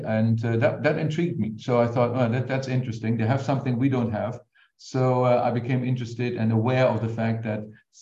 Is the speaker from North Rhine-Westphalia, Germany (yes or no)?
yes; near Cologne, North Rhine-Westphalia, Germany; I grew up in Germany near Cologne and basically also went to school there for pretty much everything, including my undergraduate degree.